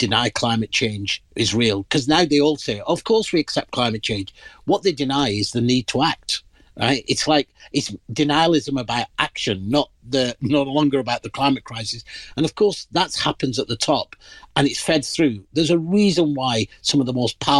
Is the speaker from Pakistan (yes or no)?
yes; Pakistan; moved away; I'm originally from the Indian subcontinent. In my country of origin, Pakistan